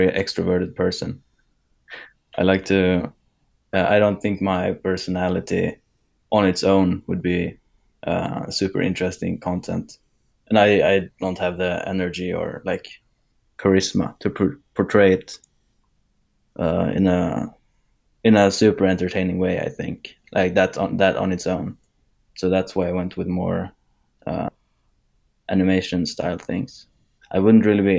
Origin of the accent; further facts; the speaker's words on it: Sweden; born and raised in Sweden